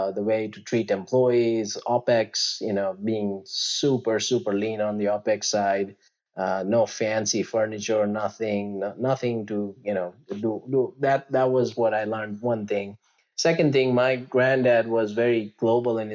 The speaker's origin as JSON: {"language": "English", "region": "Gujarat", "country": "India", "tie": "born or raised there", "moved": "yes", "said": "I grew up in a state called Gujarat, which is like the western tip of India"}